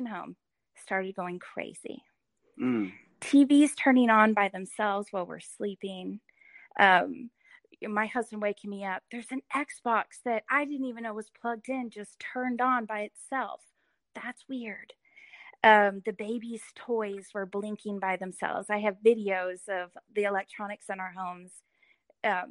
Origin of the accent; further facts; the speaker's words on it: Edmond, Oklahoma, United States; I grew up in Edmond